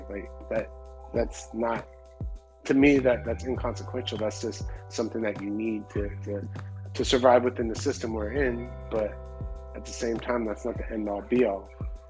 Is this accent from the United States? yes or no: yes; West Coast, United States; So like we grew up around all that. You know so. Growing up around the West Coast, like we're definitely West Coast heads too